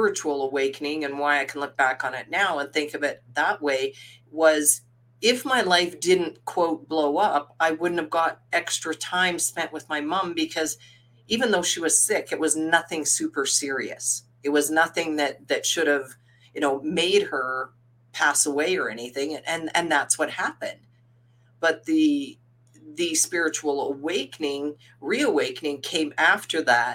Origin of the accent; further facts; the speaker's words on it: Saskatchewan, Canada; I was born in Saskatoon, Saskatchewan. When I was 5 years old, my parents and then four older siblings, four older sisters, two younger brothers, so six of us kids, my parents moved us to the farm.